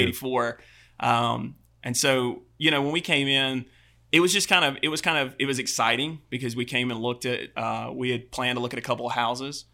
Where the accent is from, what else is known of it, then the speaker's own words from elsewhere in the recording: Albany, Georgia, United States; I'm from Albany, Georgia